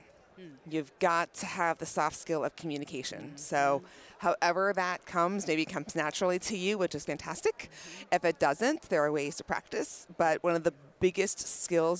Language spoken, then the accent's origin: English; Atlanta, Georgia, United States; I'm from the Atlanta, Georgia area